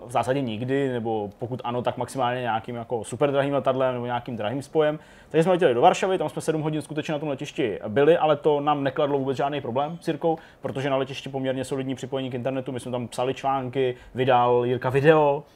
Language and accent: Czech; Janovice nad Úhlavou, Plzeň Region, Czechia; když jsem byl malej a bydleli jsme v Janucích nad Úhlavou